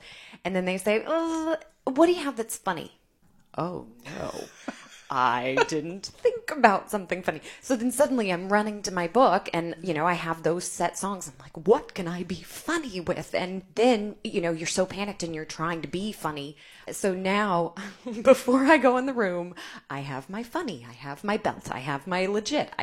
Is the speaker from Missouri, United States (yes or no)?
yes; Festus, Missouri, United States; also born or lived in New York; now in St. Louis, United States; I am from Festus, which is about an hour south of here